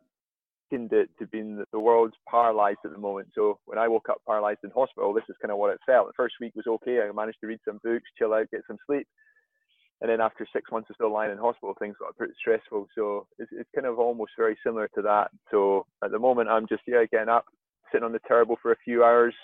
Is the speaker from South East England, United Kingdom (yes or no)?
no; Aviemore, Scotland, United Kingdom; I grew up in Aviemore in Scotland, so I grew up skiing with the Baxters